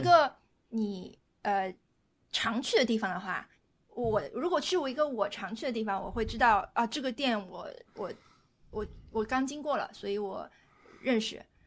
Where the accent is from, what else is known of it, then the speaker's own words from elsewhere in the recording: northern China, China; 我是北方人